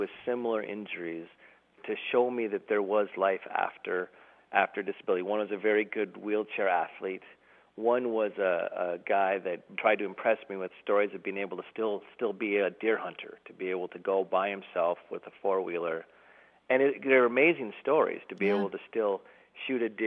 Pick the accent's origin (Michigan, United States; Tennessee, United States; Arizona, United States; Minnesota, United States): Minnesota, United States; Duluth; we're driving home from Kansas City, Missouri to Duluth, Minnesota